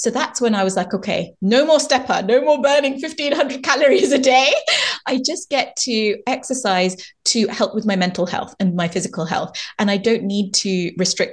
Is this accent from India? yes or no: yes; India; Being an Indian woman